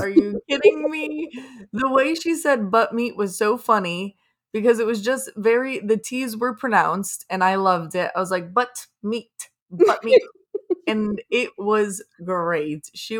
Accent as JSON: {"language": "English", "region": "Florida", "country": "United States", "said": "I thought it did, but I'm from Florida, so I don't know what snow looks like."}